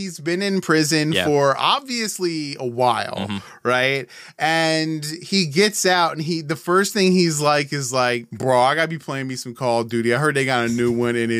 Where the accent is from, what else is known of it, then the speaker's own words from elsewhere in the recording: United States; I'm American. So what? And I was nine.